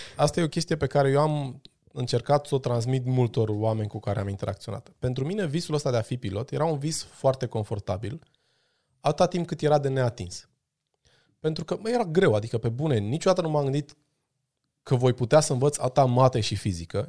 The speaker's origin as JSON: {"language": "Romanian", "town": "Brașov", "region": "Brașov County", "country": "Romania", "tie": "born or raised there", "said": "eu am crescut la Brașov, în spatele blocului cu prietenii mei de o viață"}